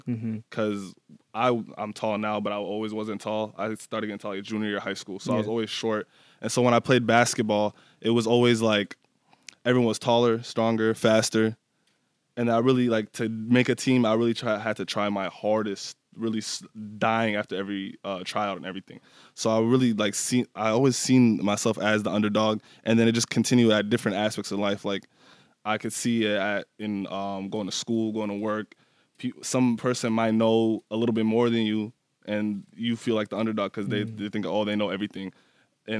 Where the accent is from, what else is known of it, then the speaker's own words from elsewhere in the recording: Minneapolis, Minnesota, United States; also born or lived in Nashville, Tennessee; We moved to North Minneapolis, stayed there ever since